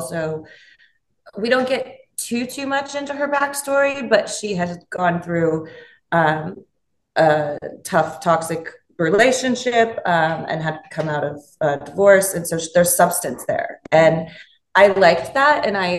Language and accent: English; Los Angeles, California, United States; I'm from, born and raised in Los Angeles